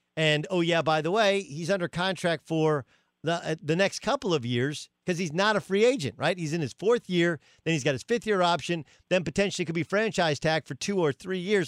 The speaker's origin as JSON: {"language": "English", "town": "Orange", "region": "California", "country": "United States", "tie": "born or raised there", "also_born_or_lived": "Tustin", "said": "in Tustin, where I went to high school, I grew up in Orange"}